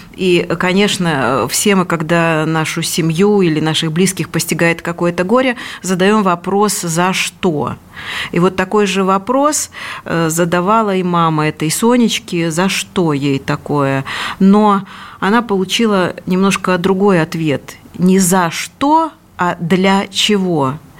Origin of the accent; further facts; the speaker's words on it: Belarus; moved away as an adult; now in Moscow Oblast, Russia; я, например, родилась и провела всю свое детство и юность до поступления в институт в этом маленьком городе, и поэтому он мне дорог